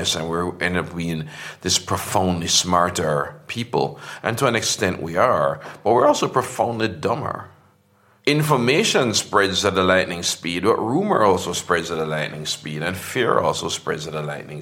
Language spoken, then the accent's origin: English; Portmore, Jamaica; moved away as an adult; I grew up in a suburb outside Kingston called Portmore